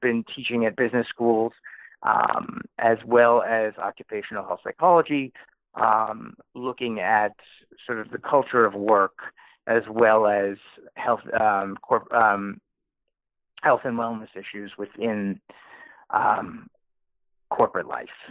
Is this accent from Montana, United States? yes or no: no; New Haven, Connecticut, United States; I grew up in New Haven, Connecticut, around Yale University